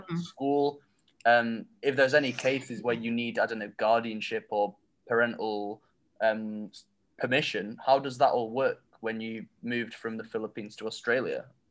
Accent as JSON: {"language": "English", "town": "Manchester", "region": "North West England", "country": "United Kingdom", "said": "I'm from Manchester and I hope to move to Melbourne"}